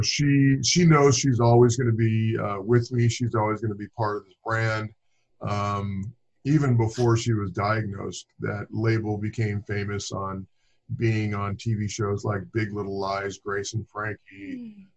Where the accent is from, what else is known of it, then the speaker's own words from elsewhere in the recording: Inglewood, California, United States; moved away as an adult; now in Livermore, United States; I grew up in Inglewood, California. I've lived in Southern I lived in Southern California for over 40 years.